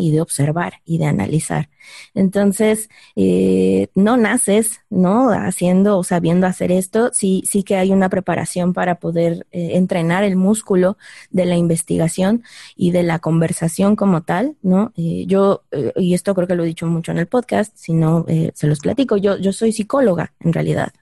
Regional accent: Mexico City, Mexico; los que estamos más viejitos y crecimos en la Ciudad de México

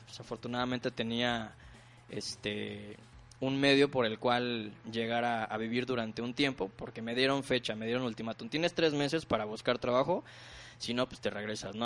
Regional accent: Ciudad Mante, Tamaulipas, Mexico; yo soy de Tamaulipas, de una pequeña ciudad que se llama Ciudad Mante, Tamaulipas

